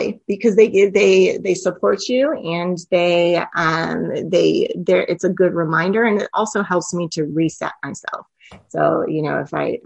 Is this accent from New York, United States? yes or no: no; California, United States; I grew up in California